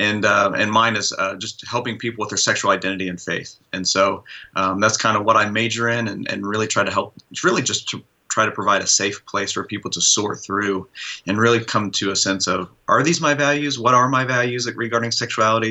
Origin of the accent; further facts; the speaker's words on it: Midwest, United States; I grew up in the Midwest, where what I meant to be male was pretty narrow.